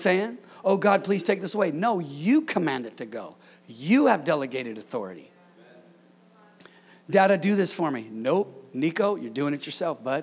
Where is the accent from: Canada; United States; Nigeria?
United States; California; born and raised in California